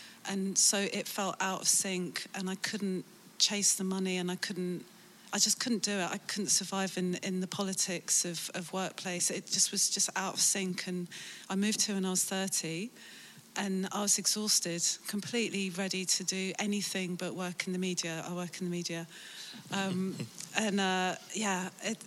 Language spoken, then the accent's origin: English; London, United Kingdom; moved away as an adult; now in Amsterdam, Netherlands; some people say I'm not from London, I'm from Kingston, but it is London